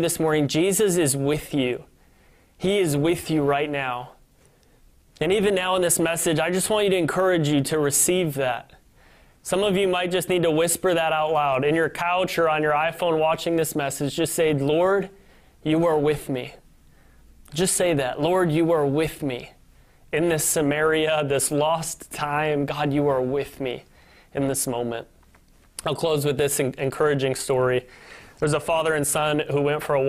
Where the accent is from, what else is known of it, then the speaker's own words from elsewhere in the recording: Northern Illinois, United States; moved away as an adult; also born or lived in Kansas City, Missouri; now in Michigan, United States; my hometown in Northern Illinois